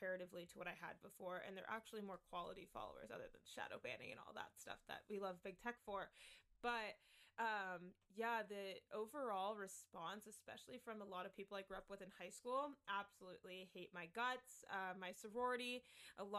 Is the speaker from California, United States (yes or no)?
yes; California, United States; I grew up in California